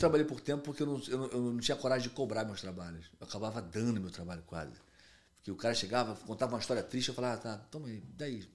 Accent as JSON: {"language": "Portuguese", "region": "Rio de Janeiro", "country": "Brazil", "moved": "as an adult", "lives_now": "Miami, United States", "said": "Eu sou do Rio de Janeiro"}